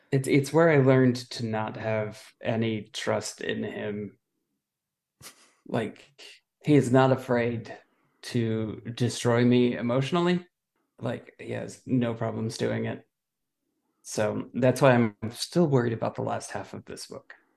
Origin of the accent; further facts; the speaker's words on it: United States; I'm an American